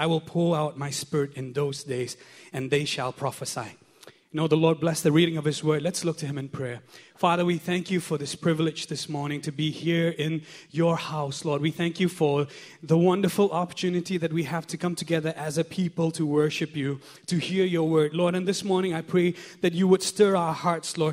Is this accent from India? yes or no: yes; Shillong, Meghalaya, India; now in Singapore; back in my hometown in Shillong